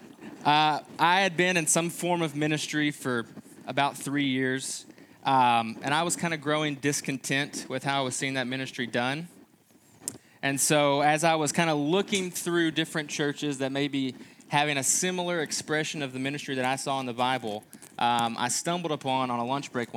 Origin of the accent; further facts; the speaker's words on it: Kentucky, United States; moved away as an adult; also born or lived in Texas; now in Quad Cities, United States; we are originally from Kentucky